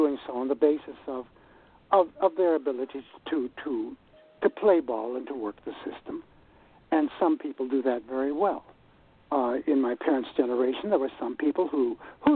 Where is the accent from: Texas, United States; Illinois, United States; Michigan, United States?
Michigan, United States; Detroit; moved away; also born or lived in Iowa City; I grew up in Detroit